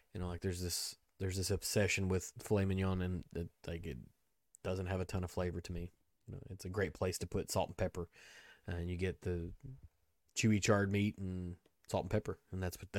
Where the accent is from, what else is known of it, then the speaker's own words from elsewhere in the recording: Kentucky, United States; I'm from Kentucky.